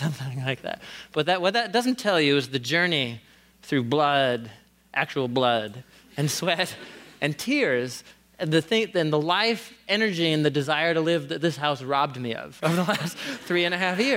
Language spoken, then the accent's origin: English; Portland, Oregon, United States; moved away as an adult; also born or lived in Wisconsin; I grew up here in Portland, just a couple of blocks away